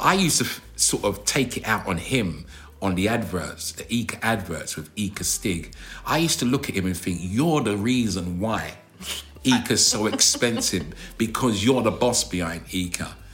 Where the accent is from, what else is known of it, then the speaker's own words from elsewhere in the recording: London, United Kingdom; I'm from South London, as you know, and we kind of drag our words and exaggerate our words.